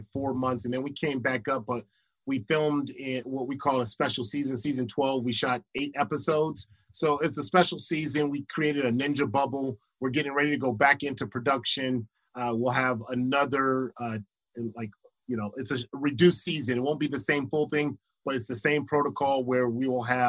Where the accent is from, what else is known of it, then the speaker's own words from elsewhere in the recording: Los Angeles, California, United States; I was from Crenshaw